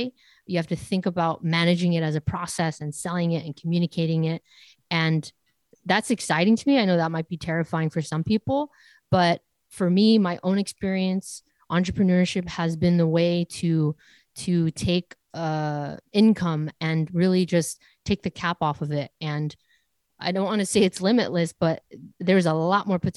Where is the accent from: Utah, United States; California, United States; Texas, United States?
California, United States; 20 miles south of Los Angeles, Southern; growing up in Southern California, 20 miles south of a major city, Los Angeles